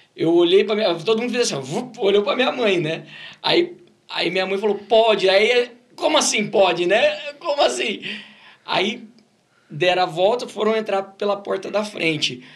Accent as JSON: {"language": "Portuguese", "town": "Ribeirão Preto", "region": "São Paulo", "country": "Brazil", "tie": "born or raised there", "also_born_or_lived": "Batatais / Brodowski", "said": "Começou em Ribeirão Preto, a gente sempre morou em, nasci em Ribeirão Preto"}